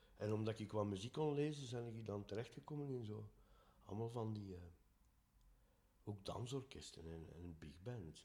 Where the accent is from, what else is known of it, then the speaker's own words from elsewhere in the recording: Dendermonde, Flanders, Belgium; we zijn van Dendermonde